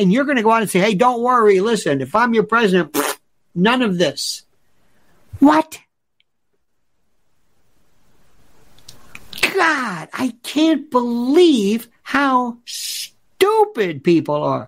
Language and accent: English; Florida, United States; Growing up in Florida